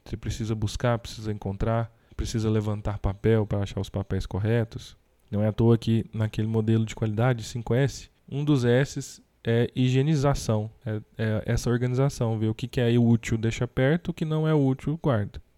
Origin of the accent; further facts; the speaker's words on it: Brazil; temos como brasileiros